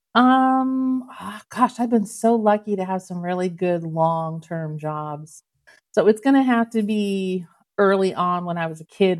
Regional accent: Canton, Ohio, United States; I was born and raised in Canton, Ohio

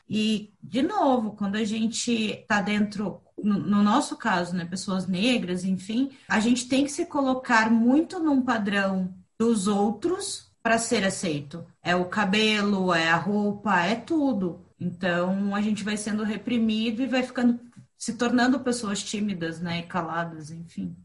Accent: Curitiba, Paraná, Brazil; also born or lived in Rio Grande do Sul; now in Florianópolis, Brazil; sou gaúcha de nascimento, curitibana de criação e manezinha por opção. Hoje eu moro na Ilha da Magia

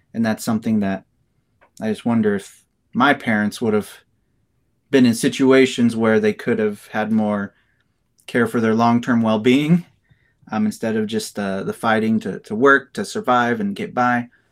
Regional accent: Kearney, Nebraska, United States; moved away as an adult; also born or lived in Lincoln, Nebraska; I was born and raised in Kearney, Nebraska

